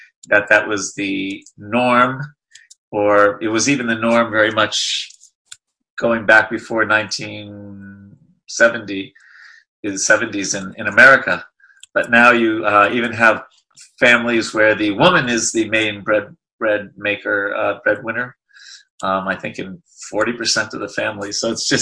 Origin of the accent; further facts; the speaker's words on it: New York, United States; being a New Yorker